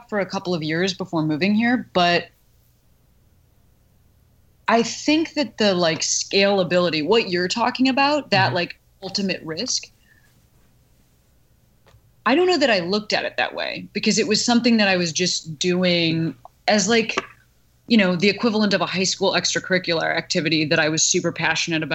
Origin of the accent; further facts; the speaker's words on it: Chicago, Illinois, United States; moved away as an adult; also born or lived in Boston; now in Los Angeles, United States; I am from Chicago and then lived in Boston